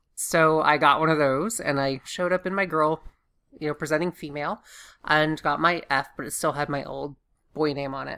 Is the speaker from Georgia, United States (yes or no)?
yes; Augusta, Georgia, United States; moved away; I'm from Augusta, Georgia